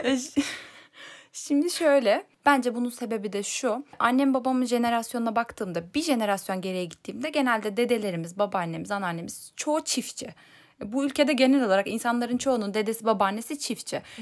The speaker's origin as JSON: {"language": "Turkish", "town": "Elbistan", "region": "Kahramanmaraş", "country": "Turkey", "moved": "as an adult", "said": "Elbistan'da Kahramanmaraş Elbistan oradan geldim biliyorsun ortaokuldan. Hı hı. Oralıyım zaten."}